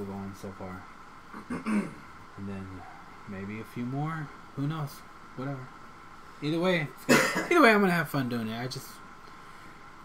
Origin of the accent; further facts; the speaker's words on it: Davenport, Iowa, United States; I grew up in Davenport